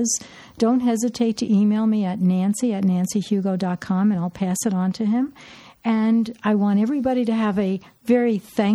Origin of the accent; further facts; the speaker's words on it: New York, United States; moved away; We're both from New York.